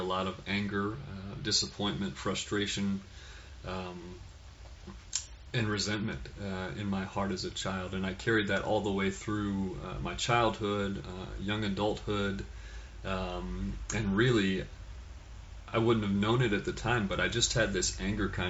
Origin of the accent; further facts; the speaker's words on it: Fort Worth, Texas, United States; I was born in Fort Worth, Texas